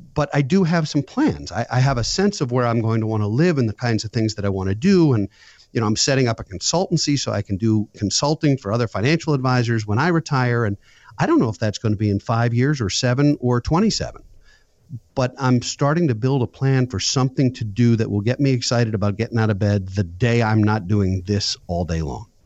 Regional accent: suburban Maryland, United States; also born or lived in Philadelphia; I live in suburban Maryland, born and raised here, went to school in Philadelphia, and then came back to my hometown.

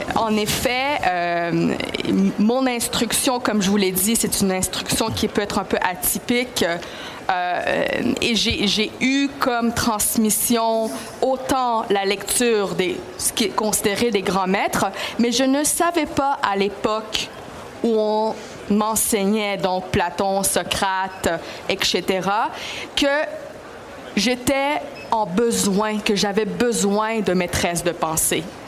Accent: Quebec, Canada; French is a second language; je suis donc enfant de la loi 101. Euh, j'ai appris le français à l'école

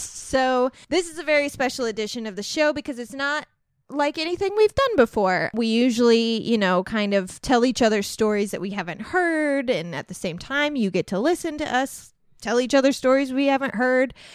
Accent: Centralia, Illinois, United States; moved away; We're from Centralia.

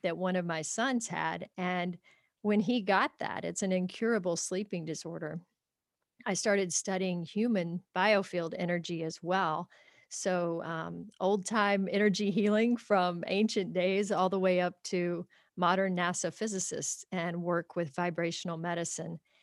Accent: Kentucky, United States; grew up in a small town in Kentucky on a small farm

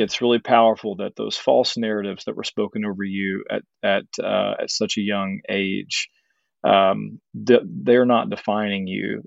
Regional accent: Arkansas, United States; I'm from Arkansas.

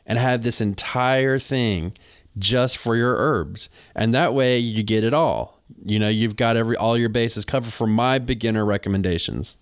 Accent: North Carolina, United States; I'm from North Carolina.

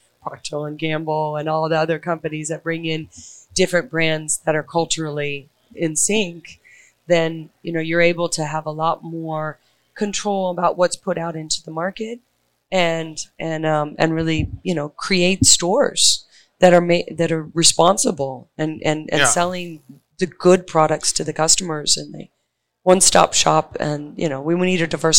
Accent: New York City, New York, United States; I hail from Brooklyn

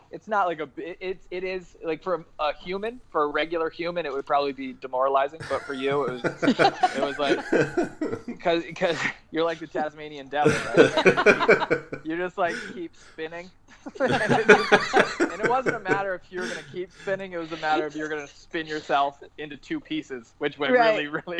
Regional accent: South Kingstown, Rhode Island, United States; also born or lived in Bristol Warren area, Rhode Island; I'm from originally South Kingstown, Rhode Island.

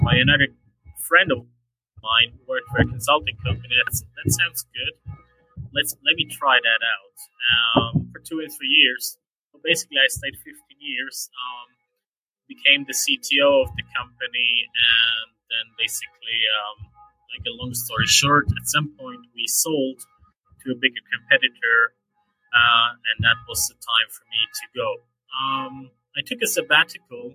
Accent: Switzerland; So I'm from Switzerland. I'm actually sitting outside a church here in Switzerland somewhere

